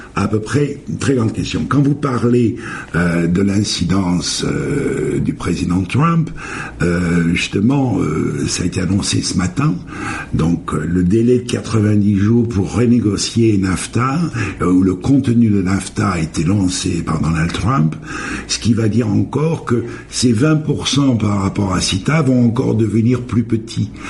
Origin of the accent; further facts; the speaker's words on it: France; moved away; je suis français